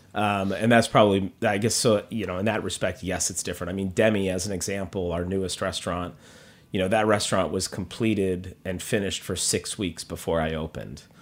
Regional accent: Minneapolis, Minnesota, United States; moved away as an adult; also born or lived in Los Angeles / New York; now in Minneapolis, United States; I was actually born in L A, but grew up in Minneapolis.

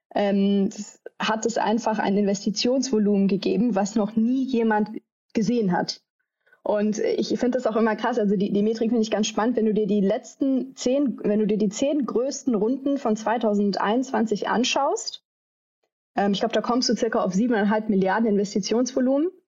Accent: Düsseldorf, North Rhine-Westphalia, Germany; moved away as an adult; also born or lived in New Delhi / London; ich komme äh, ursprünglich aus Düsseldorf

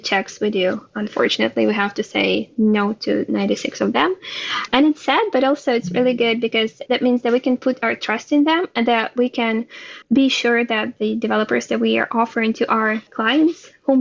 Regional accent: Ukraine; born or raised there; now in Israel

